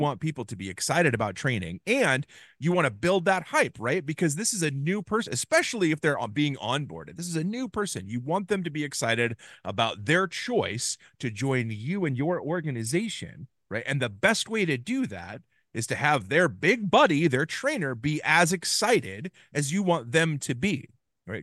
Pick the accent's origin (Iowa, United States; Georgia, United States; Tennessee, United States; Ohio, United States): Iowa, United States; Ames; my hometown of Ames, Iowa